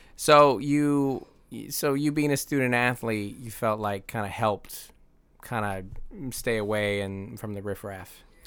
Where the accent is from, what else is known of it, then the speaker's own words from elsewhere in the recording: Seattle, Washington, United States; I grew up in South Seattle by the airport, Federal Way